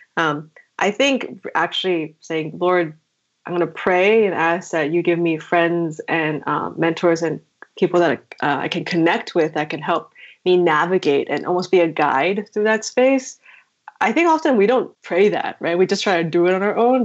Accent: New Jersey, United States

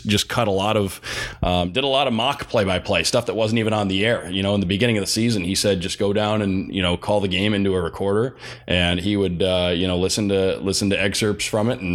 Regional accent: Detroit, Michigan, United States; moved away as an adult; also born or lived in Chicago; growing up in the Detroit area

